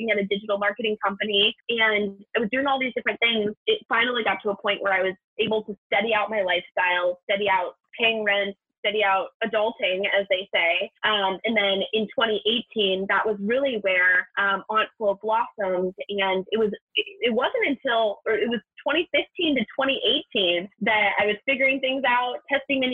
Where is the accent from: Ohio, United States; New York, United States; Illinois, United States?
Ohio, United States; growing up in Ohio